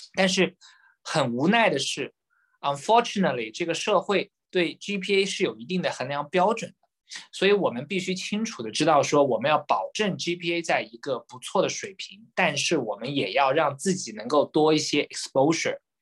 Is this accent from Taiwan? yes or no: no; Jiaxing, Zhejiang, China; moved away as an adult; also born or lived in Shanghai; now in Hong Kong; 我是这个出生于浙江嘉兴，啊， 那么我的中学都是在浙江完成的